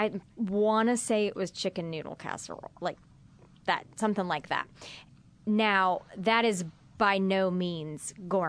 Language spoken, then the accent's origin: English; Midwest, United States; And I grew up in the Midwest